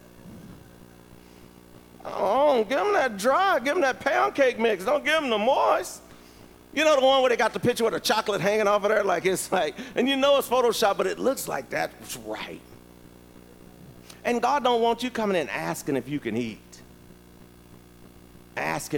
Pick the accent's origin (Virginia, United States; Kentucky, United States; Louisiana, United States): Virginia, United States; I'm from Virginia